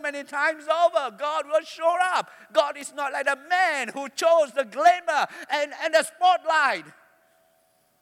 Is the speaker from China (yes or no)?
no; Alor Setar, Kedah, Malaysia; I'm from Alostar